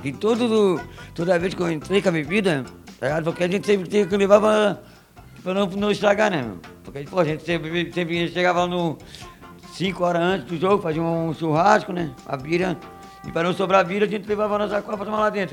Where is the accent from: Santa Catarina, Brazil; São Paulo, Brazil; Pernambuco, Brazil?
Santa Catarina, Brazil; Florianópolis; eu sou do Correio